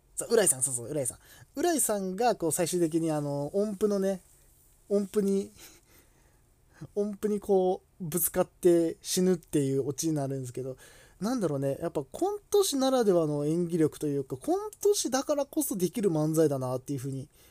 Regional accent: Kanto, Japan; 自分とかはこう関東の出身

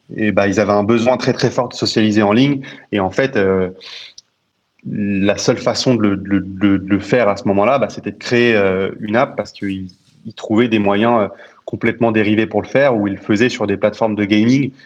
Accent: Paris, Île-de-France, France; moi, je suis né à Paris. J'ai toujours habité à, à Paris

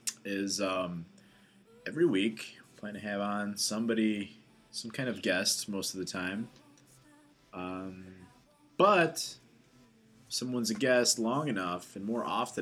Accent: Chicago, Illinois, United States; I was born and raised in Portage Park, Logan Square, all these places that, you know, if you're outside of the area, you've probably never heard of. But those are neighborhoods.

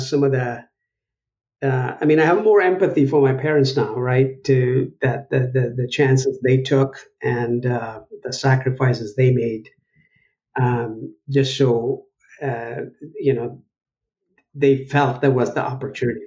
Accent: Chennai, Tamil Nadu, India; moved away as an adult; also born or lived in Buffalo, New York; now in United States; I was born in Madras in India, in South India

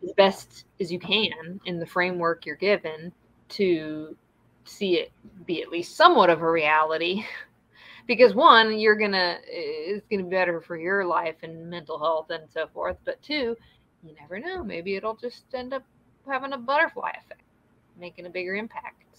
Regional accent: the South, United States; growing up in the South

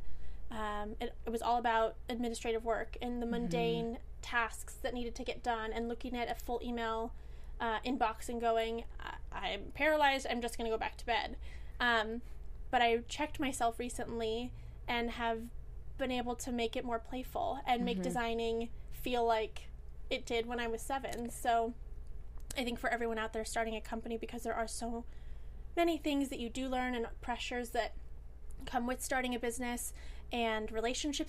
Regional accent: Alameda, California, United States; moved away; my hometown, Alameda, in Northern California

